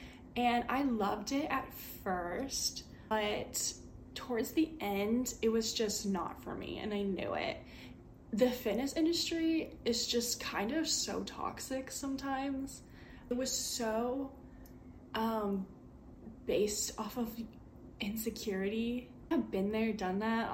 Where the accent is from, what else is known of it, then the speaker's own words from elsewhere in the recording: Midwest, United States; I'm from the Midwest, born and raised here